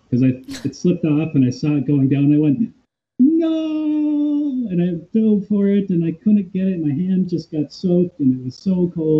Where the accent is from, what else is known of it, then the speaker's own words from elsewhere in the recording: Minnesota, United States; I'm from Minnesota